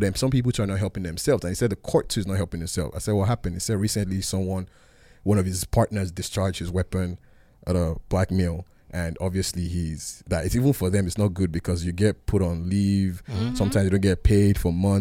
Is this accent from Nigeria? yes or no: yes; Nigeria; now in United States; growing up in Nigeria